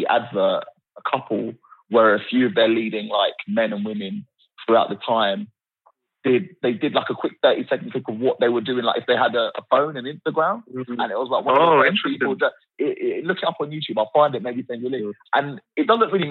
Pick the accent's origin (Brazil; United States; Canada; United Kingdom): United Kingdom; I'm British through and through